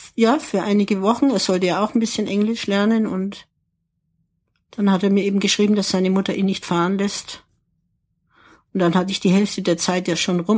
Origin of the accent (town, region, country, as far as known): Ansbach, Bavaria, Germany; born or raised there; moved away as an adult; also born or lived in England / Lausanne / Paris